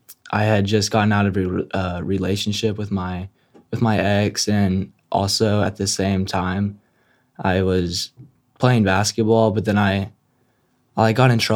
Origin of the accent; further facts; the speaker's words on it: San Antonio, Texas, United States; moved away; I'm from San Antonio.